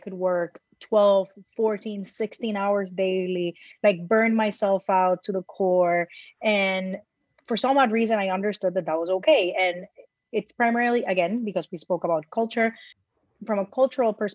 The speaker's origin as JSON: {"language": "English", "country": "Puerto Rico", "tie": "born or raised there", "moved": "as an adult", "lives_now": "New York City, United States", "said": "born and raised in Puerto Rico"}